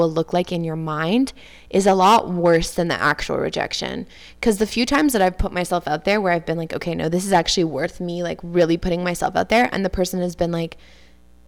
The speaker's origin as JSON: {"language": "English", "town": "Montreal", "region": "Quebec", "country": "Canada", "tie": "born or raised there", "accent": "West Island", "said": "growing up on the West Island. And just like someone from Queens might have a really thick accent that's really Queens. Like, I have a really, like, West Island accent"}